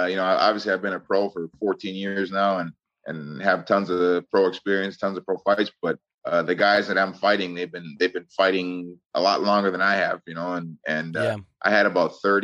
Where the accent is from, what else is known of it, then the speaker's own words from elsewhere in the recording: Osseo, Minnesota, United States; I grew up in Osseo